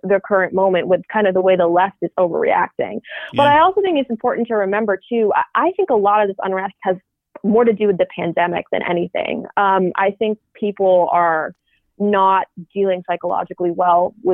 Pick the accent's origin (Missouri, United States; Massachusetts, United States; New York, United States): Massachusetts, United States; I'm from Massachusetts